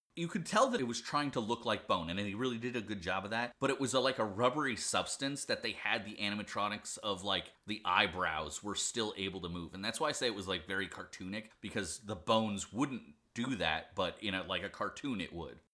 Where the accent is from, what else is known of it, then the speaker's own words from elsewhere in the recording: Pennsylvania, United States; I'm from Pennsylvania as well